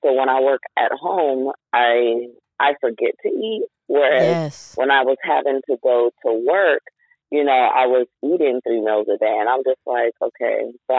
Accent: Bay Area, California, United States; moved away as an adult; also born or lived in San Jose; now in Sacramento, United States; we're from the Bay Area, born and raised. So we've only been in Sacramento for 4.5 years now.

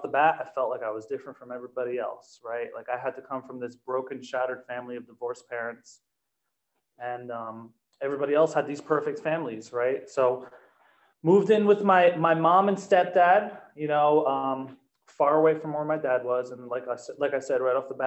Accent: New Jersey, United States; moved away; Back in New Jersey, I'm also from New Jersey

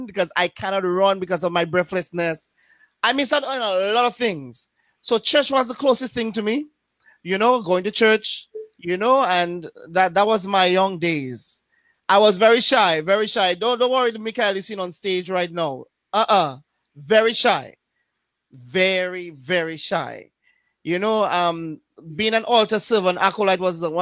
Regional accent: Paix Bouche, Saint John Parish, Dominica; also born or lived in Portsmouth, Dominica; I was born and raised in Pebush

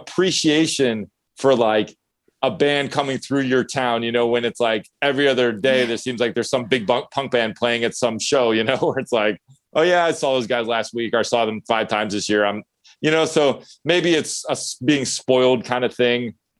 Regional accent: East Coast, United States; born or raised there; moved away as an adult; now in California, United States

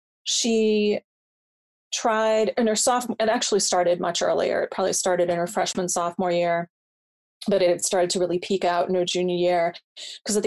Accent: just outside of Providence, Rhode Island, United States; my hometown. We're just outside of Providence.

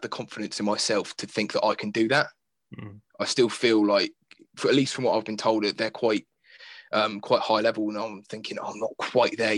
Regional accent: Fareham, South East England, United Kingdom; I'm from Fareham, Portchester, so Portsmouth

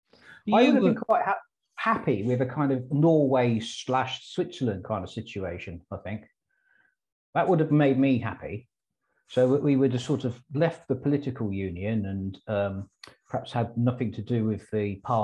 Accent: England, United Kingdom; I am English to a mad extent.

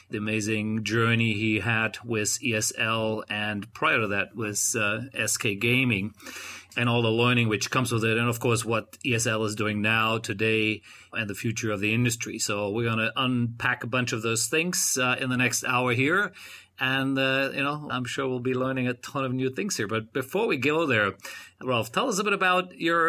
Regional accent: Cologne, North Rhine-Westphalia, Germany; that is my hometown.

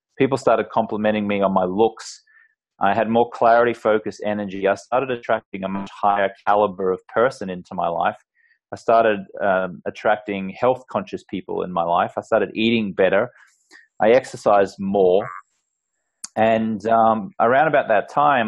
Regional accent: Australia; I grew up in Australia, and the culture there is very much, you know, a drinking culture

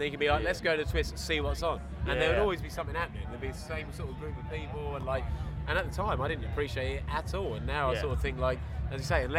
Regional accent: Colchester, East of England, United Kingdom; also born or lived in Stratford, London; I'm from Colchester.

